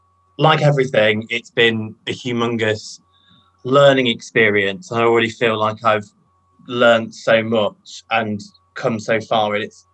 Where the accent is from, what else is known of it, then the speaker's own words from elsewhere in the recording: London, United Kingdom; accent: northern twang; moved away as an adult; now in Bristol, United Kingdom; My mum's northern. I was brought up in London.